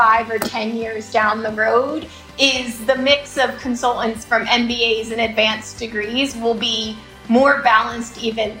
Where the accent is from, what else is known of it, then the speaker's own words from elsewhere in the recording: Philadelphia, Pennsylvania, United States; also born or lived in Washington, D.C.; Philly is my hometown, and I've stayed largely on the East Coast.